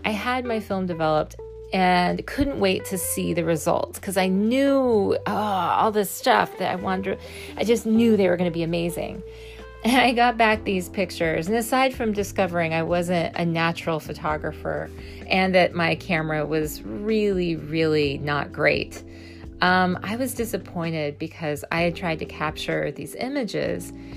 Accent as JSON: {"language": "English", "region": "Missouri", "country": "United States", "tie": "born or raised there", "said": "I was raised in a small town in Missouri"}